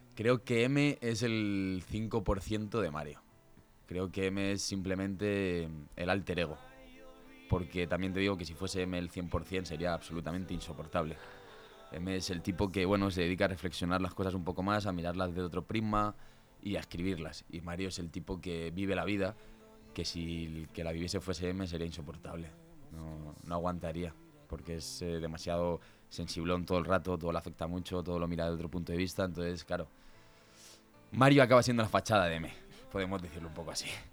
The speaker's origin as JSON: {"language": "Spanish", "town": "Leganés", "region": "Community of Madrid", "country": "Spain", "said": "sentimos Leganés de una manera diferente a lo mejor a gente de otras ciudades"}